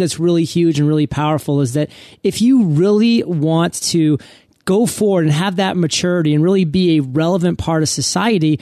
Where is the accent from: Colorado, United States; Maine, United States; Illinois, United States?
Maine, United States; I come from Maine